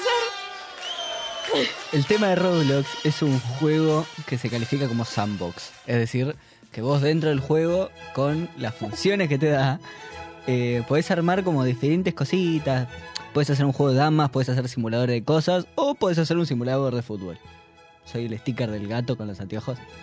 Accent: Argentina

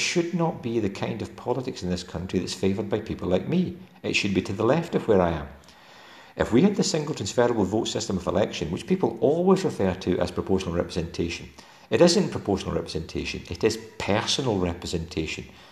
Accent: Dumfries and Galloway, Scotland, United Kingdom; accent: Galwegian (Dumfries and Galloway); the Dumfries and Galloway folk that I most closely identify with, and you can hear my accent

